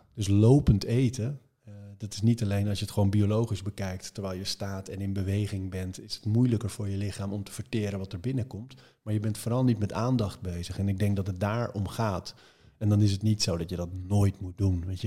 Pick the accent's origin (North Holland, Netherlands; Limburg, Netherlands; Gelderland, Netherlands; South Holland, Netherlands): North Holland, Netherlands; Marken; ik ben op Marken geboren